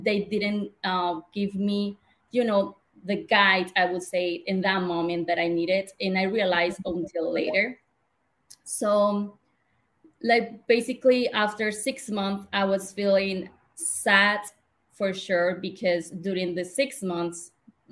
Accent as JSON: {"language": "English", "country": "Colombia", "tie": "born or raised there", "second_language": "English", "moved": "as an adult", "lives_now": "Chicago, United States", "said": "I was born and raised in Colombia, and I decided to move to Chicago in 2018."}